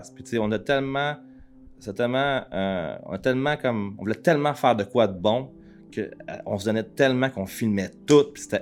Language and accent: French; Quebec, Canada; on est des Québécois qui surfent